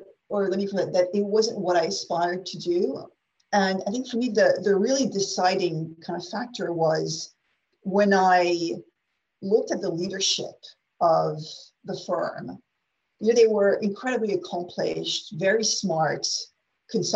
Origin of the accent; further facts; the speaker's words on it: France; English is a second language; also born or lived in United States; I'm French national, regular French girl, born in France, educated in France